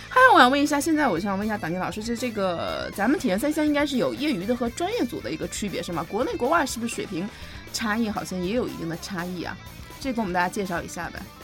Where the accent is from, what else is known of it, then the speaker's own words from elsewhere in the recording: Harbin, Heilongjiang, China; 那是我的老家嘛